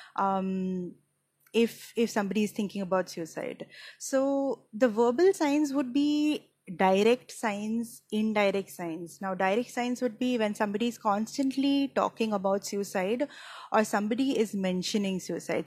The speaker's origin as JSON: {"language": "English", "town": "Mumbai", "region": "Maharashtra", "country": "India", "said": "I am from Mumbai, India"}